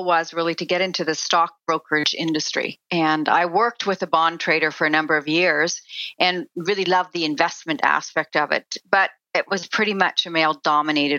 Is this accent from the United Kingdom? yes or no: no; Saskatchewan, Canada; I grew up in Saskatchewan on a farm